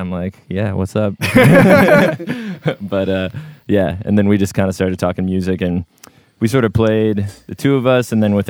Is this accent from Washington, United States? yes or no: yes; Seattle, Washington, United States; moved away as an adult; now in Portland, United States; I'm born and raised in Seattle, Washington.